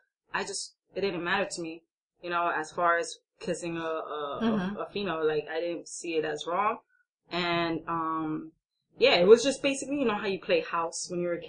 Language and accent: English; New York City, New York, United States; And me growing up, as far as being more of a, I would say, an Americanized, because I was born and raised in New York City